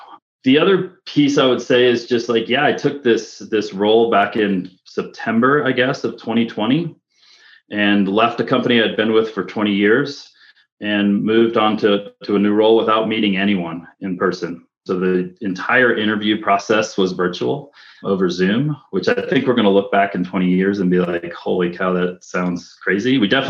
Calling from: Park City, Utah, United States; So I live here in Park City, Utah with Jen

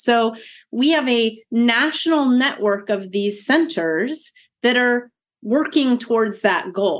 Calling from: Irvine, California, United States; Yes, I'm coming from Irvine, California, more specifically UC Irvine, which is sort of central Orange County.

